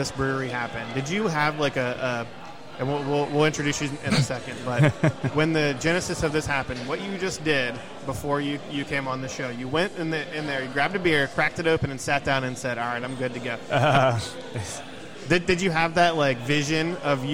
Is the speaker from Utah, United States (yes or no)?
no; Columbus, Ohio, United States; I'm from Columbus and Ohio State grad